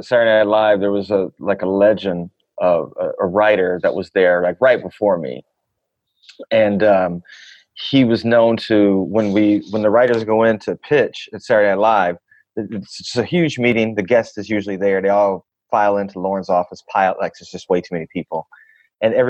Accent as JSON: {"language": "English", "town": "Flint", "region": "Michigan", "country": "United States", "tie": "born or raised there", "also_born_or_lived": "Memphis, Tennessee", "moved": "yes", "lives_now": "Los Angeles, United States", "said": "I grew up in Flint, Michigan"}